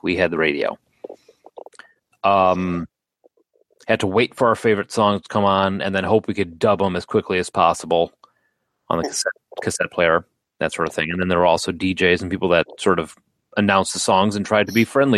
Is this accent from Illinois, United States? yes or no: yes; Bolingbrook, Illinois, United States; I was in the Bolingbrook in Chicago